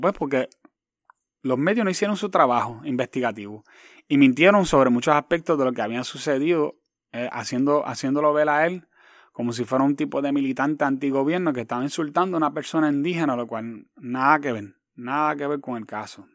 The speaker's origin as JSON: {"language": "Spanish", "town": "Quebradillas", "country": "Puerto Rico", "tie": "born or raised there", "also_born_or_lived": "New York / Hatillo", "said": "vine de Nueva York, ella se ubicó en Quebradías y, y, Quebradías es mi hogar y conozco muchísima gente en, en, Quebradías donde todo el mundo me conoce"}